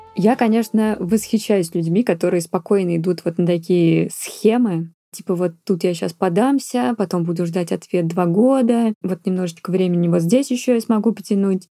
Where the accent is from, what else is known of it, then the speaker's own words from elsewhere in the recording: Russia; moved away; как настоящий россиянин